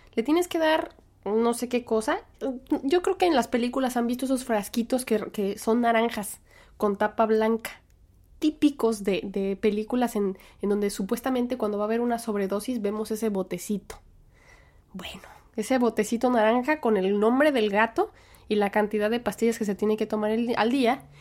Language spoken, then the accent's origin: Spanish; Mexico; now in United States; así somos los mexicanos